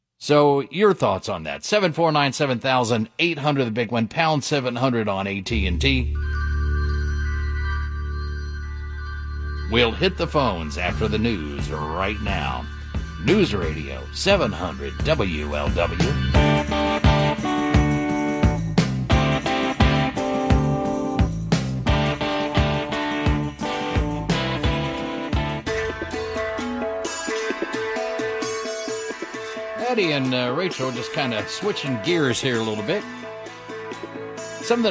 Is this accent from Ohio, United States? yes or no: yes; Dayton, Ohio, United States; growing up in Dayton